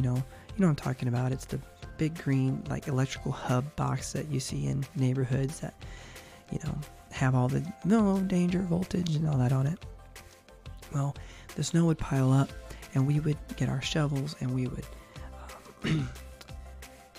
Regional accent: Chicago and Indianapolis, Midwest, United States; moved away as an adult; also born or lived in California; now in Georgia, United States; Growing up in Chicago and Indianapolis, like I did for many, many years until I was, Nathan and I were, basically young adults and moved out to California

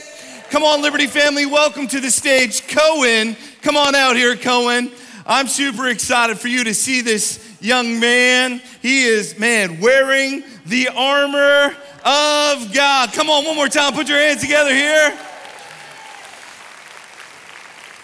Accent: Canada; moved away; Growing up in Canada

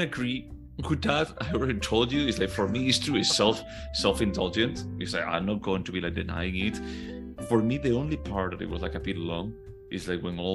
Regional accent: Spain; moved away as an adult; now in United States; when I go back to Spain, I don't really feel like a Spaniard.

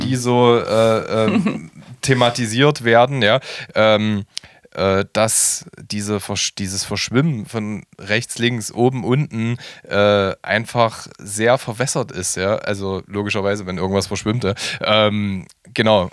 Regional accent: Halle, Saxony-Anhalt, Germany; moved away as an adult; now in Leipzig, Germany; gebürtiger Hallenser und lebe ist, äh, ist seit 17 Jahren in Könnewitz

